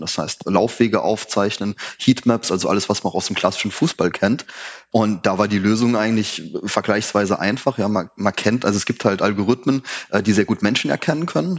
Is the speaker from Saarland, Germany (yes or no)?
yes; Saarland, Germany; ich komme aus dem Saarland, da ist halt alles sehr dörflich.